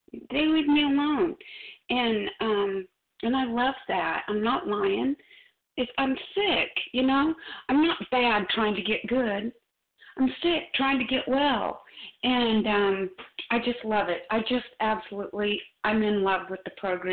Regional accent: Missouri, United States; I'm from Missouri. I'm just a redneck

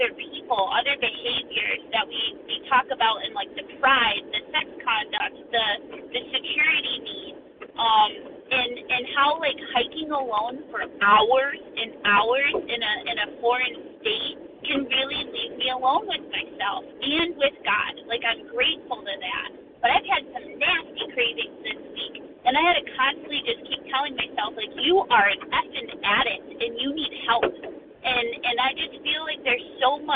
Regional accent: Connecticut, United States; I'm from Connecticut, but I'm traveling through

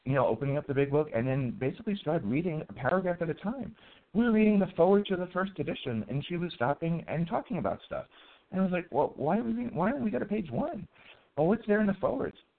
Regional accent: New York City, New York, United States; I was a non-religious, fat, white, and Jewish kid growing up in the Bronx Projects

